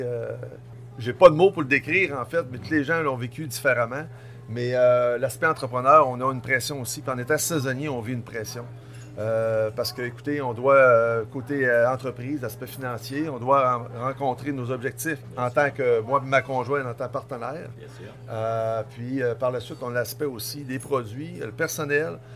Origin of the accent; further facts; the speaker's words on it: Tadoussac, Quebec, Canada; je suis revenu en région en 2000, donc je suis originaire de Tadoussac